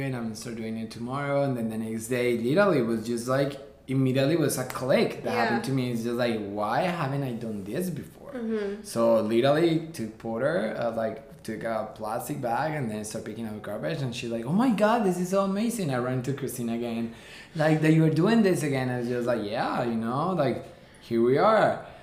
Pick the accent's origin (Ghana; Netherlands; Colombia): Colombia; moved away as an adult; now in New York, United States; I'm actually born and raised in Colombia. I came here 10 years ago to New York.